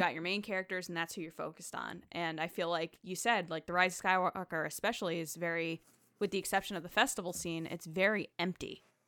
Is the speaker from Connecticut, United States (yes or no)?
yes; Connecticut, United States